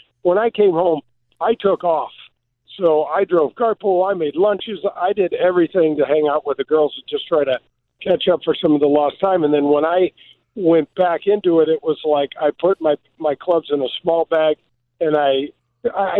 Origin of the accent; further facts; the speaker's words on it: United States; growing up as a kid, the way I grew up in North County